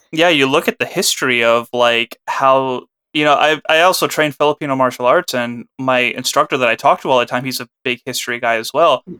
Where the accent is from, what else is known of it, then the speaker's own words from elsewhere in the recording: Pakistan; as a Pakistani